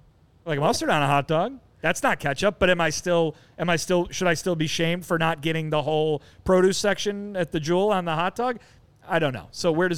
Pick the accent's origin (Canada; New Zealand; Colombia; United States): United States; Chicago, Illinois; I'm an American man, Chicagoan. I like the beef.